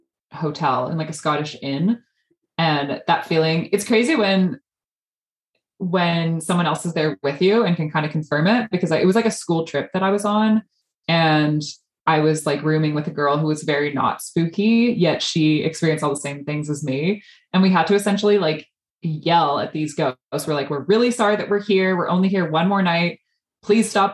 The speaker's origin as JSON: {"language": "English", "town": "Vancouver", "region": "British Columbia", "country": "Canada", "tie": "born or raised there", "moved": "yes", "lives_now": "Montreal, Canada", "said": "I grew up in Vancouver"}